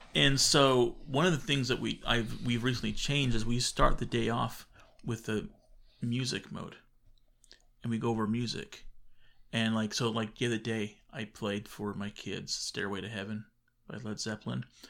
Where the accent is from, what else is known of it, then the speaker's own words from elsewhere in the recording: Arizona, United States; we're from Arizona